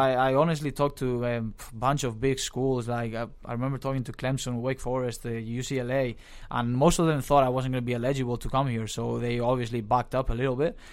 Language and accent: English; Valencia, Valencian Community, Spain; moved away as an adult; also born or lived in Pittsburgh, United States; now in Los Angeles, United States; being from Spain, uh, you, you get that, that growing up with all the, uh, soccer around you.